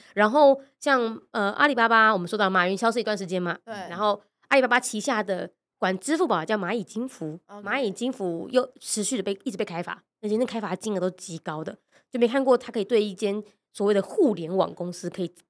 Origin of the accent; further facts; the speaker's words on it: Taiwan; 我们台湾人